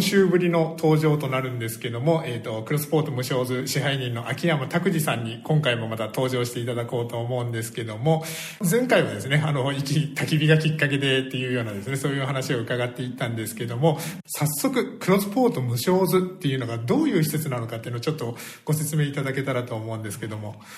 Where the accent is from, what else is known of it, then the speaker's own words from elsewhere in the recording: Fukuoka, Japan; now in Iki, Japan; 僕も福岡出身なので